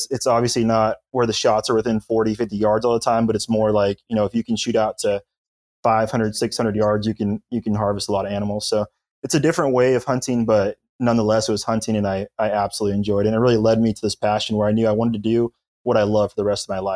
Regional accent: Arizona, United States; moved away as an adult; now in Auburn, United States; I actually am not from the Southeast. I'm originally from Arizona.

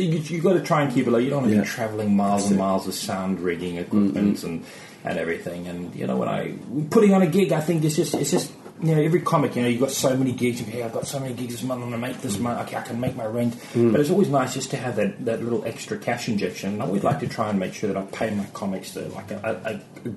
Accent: Cape Town, Western Cape, South Africa; moved away as an adult; now in Surrey, United Kingdom; It's Cape Town. Cape Town. That's where I'm from. That's my hometown. Born in Cape Town.

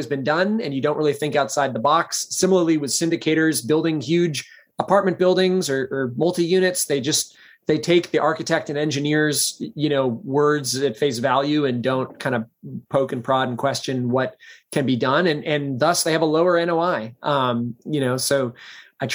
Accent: Portland, Maine, United States; also born or lived in Minnesota / Bolivia; I was born in Portland, Maine

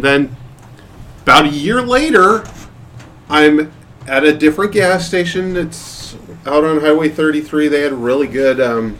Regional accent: Portland, Oregon, United States; I grew up in Portland, Oregon.

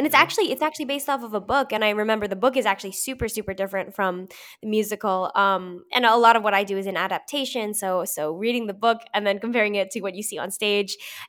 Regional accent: St. Louis, Missouri, United States; I grew up in St. Louis, Missouri, and it came around – it came to the Fox Theater, and so I went to see it.

